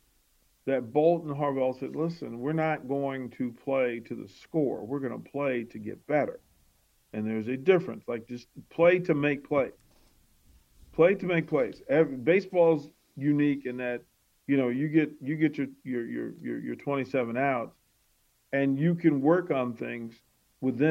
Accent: Arlington, Virginia, United States; they play out in Arlington in my hometown

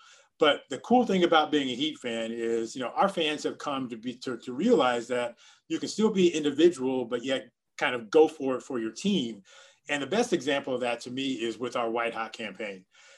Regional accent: Miami, Florida, United States; I want to be myself because I'm from Miami and I want to be me

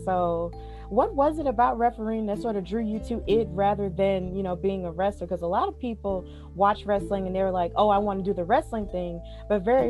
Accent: Alabama, United States; here in Alabama, which is my home state

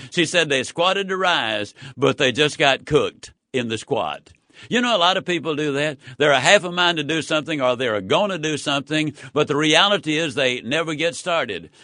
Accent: Yazoo City, Mississippi, United States; When I was a child, I was raised in Yazoo City, Mississippi

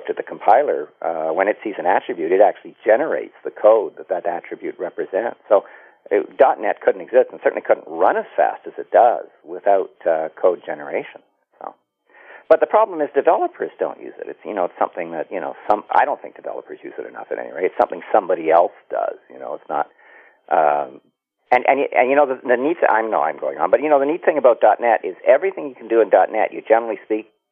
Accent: Canada; I'm a Canadian.

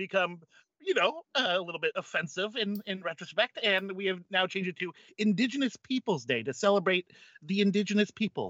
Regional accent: United States; I'm American.

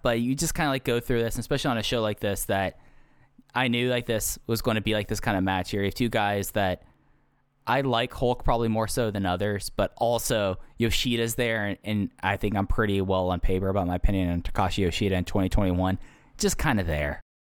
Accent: Texas, United States; growing up in Texas

